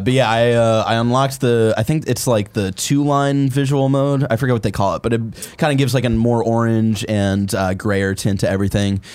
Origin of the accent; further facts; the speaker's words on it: Cleveland, Ohio, United States; I'm from Cleveland